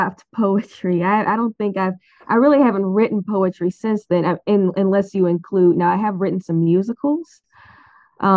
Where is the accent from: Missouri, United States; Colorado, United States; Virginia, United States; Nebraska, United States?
Missouri, United States; St. Louis; I was born and raised in St. Louis, Missouri, St. Louis County